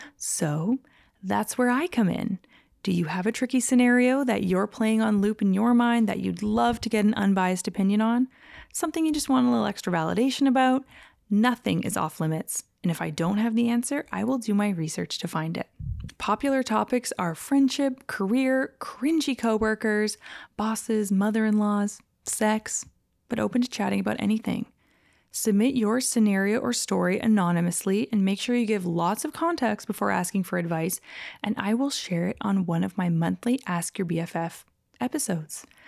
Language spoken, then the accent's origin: English; Calgary, Alberta, Canada; moved away; also born or lived in Los Angeles; I actually grew up in that exact same neighborhood in Calgary called Edgemont.